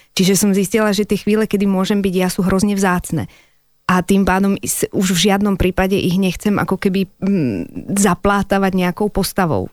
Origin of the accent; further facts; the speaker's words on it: Slovakia; first language Slovak; also born or lived in Czechoslovakia; ja som naozaj Čechoslovenka, narodila som sa v Československu a od malička tak, ako som bola, samozrejme, že moja rodná reč je Slovenčina